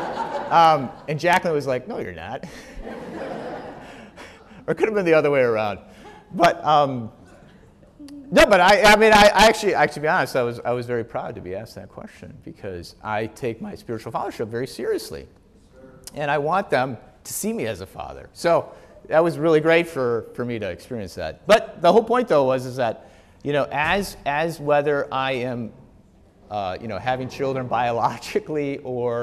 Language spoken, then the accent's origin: English; Wisconsin, United States; now in Wheaton, United States; I'm from Wisconsin